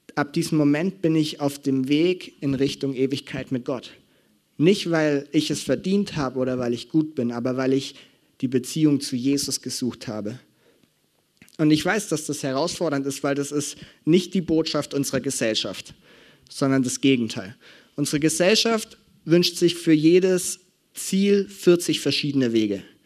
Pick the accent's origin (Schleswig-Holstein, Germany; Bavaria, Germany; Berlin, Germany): Bavaria, Germany; Franconia; bei uns in Franken